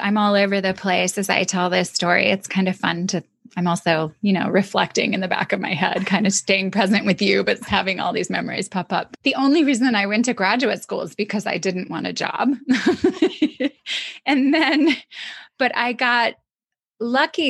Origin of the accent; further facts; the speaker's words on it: Michigan, United States; also born or lived in Atlanta, Georgia; when I was in fifth grade, we moved from Atlanta to Michigan